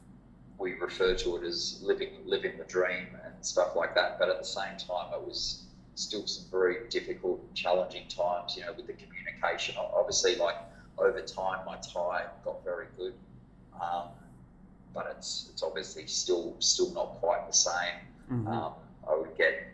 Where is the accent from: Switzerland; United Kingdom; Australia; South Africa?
Australia; Perth, Western Australia; also born or lived in Thailand / Japan; I was from Perth